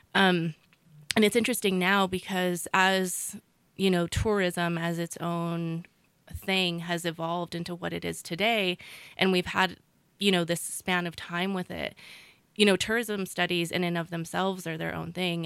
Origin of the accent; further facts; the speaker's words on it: Ranchos de Taos, New Mexico, United States; moved away as an adult; I myself grew up in Ranchos